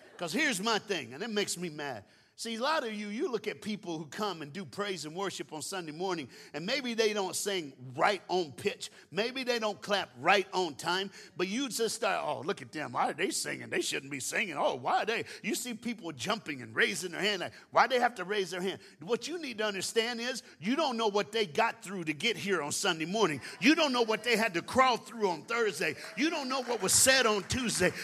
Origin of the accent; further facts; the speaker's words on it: Tennessee, United States; now in Dallas, United States; I was born in Tennessee and I live in Dallas, Texas. So I'm a Southern man